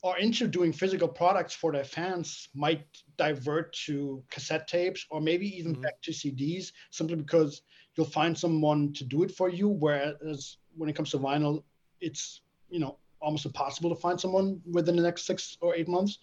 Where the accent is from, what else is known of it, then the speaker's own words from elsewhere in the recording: Frankfurt, Hesse, Germany; my hometown, Frankfurt